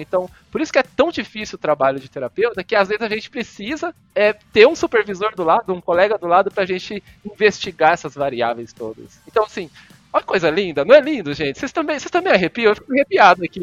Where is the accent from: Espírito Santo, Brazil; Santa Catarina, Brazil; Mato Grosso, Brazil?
Mato Grosso, Brazil; Cuiabá; moved away as an adult; also born or lived in Goiânia / São Paulo; eu sou de Cuiabá, Mato Grosso, mas eu, eu fiz a graduação e o mestrado em Goiânia